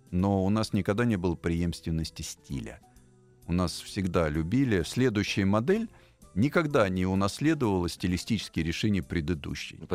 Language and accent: Russian; Moscow, Russia; я тоже, я москвич в четвертом